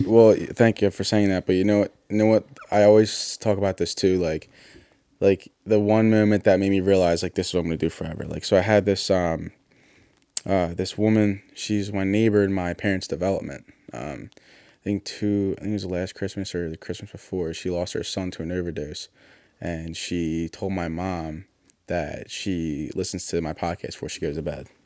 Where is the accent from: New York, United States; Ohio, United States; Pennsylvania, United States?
Pennsylvania, United States; Philadelphia; I grew up in Northeast Philly